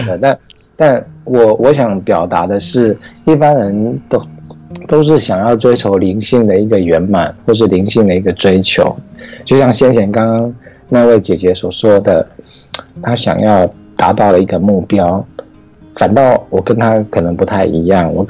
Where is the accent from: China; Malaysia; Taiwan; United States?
Taiwan; OK OK，大家好，我是来自台湾，然后嗯现在台湾时间是嗯一点四十分，啊、凌晨一点四十分